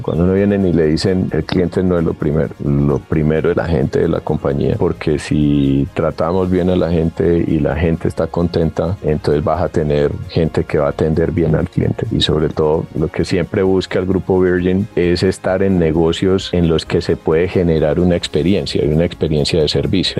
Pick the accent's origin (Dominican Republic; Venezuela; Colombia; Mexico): Colombia; Medellín, Antioquia; accent: paisa; also born or lived in United States; yo soy de Medellín. Cuando me oyen hablar me dicen, no, es que este es más paisa que nosotros